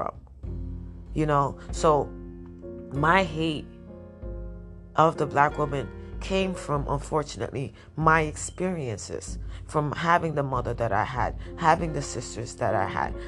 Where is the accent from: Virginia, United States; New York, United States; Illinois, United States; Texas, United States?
New York, United States; New York City; I grew up in Washington Heights